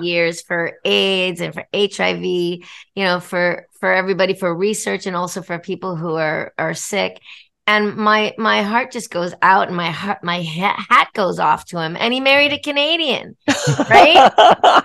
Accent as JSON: {"language": "English", "country": "Australia", "tie": "born or raised there", "moved": "yes", "said": "I was born in Australia"}